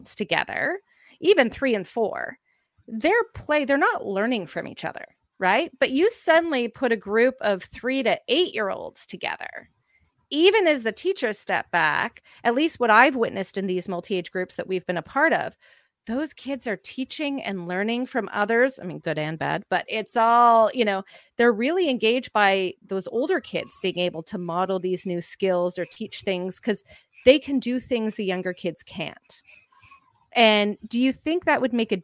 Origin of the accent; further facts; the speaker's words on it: Canada; we went to Timmy's, which is our Tim Hortons, we're Canadian, everyone goes there